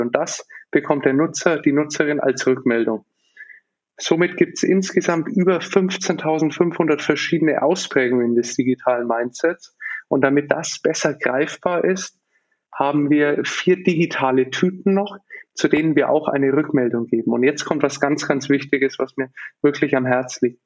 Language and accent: German; Nuremberg, Bavaria, Germany; ich bin aufgewachsen in Nürnberg